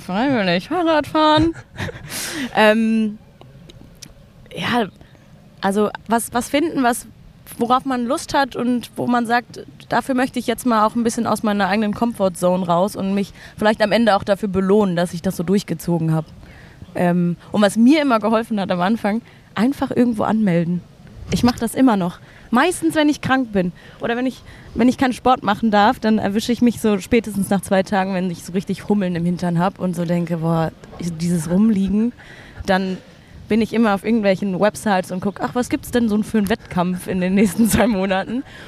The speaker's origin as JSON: {"language": "German", "region": "Berlin", "country": "Germany", "tie": "born or raised there", "said": "bin schon immer in Berlin"}